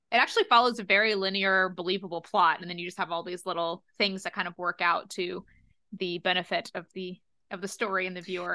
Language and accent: English; United States; also born or lived in London; being an American student abroad